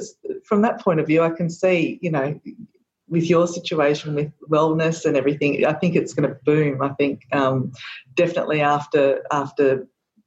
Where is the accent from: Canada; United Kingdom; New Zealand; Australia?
Australia; Gippsland, Victoria; also born or lived in Warragul; I'm from Gippsland too, as you know, and we've got some great walking tracks here